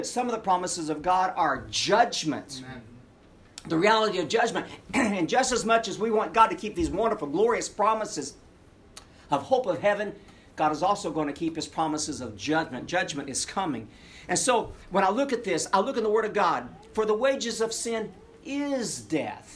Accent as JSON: {"language": "English", "region": "Tennessee", "country": "United States", "said": "I'm a hick from Tennessee"}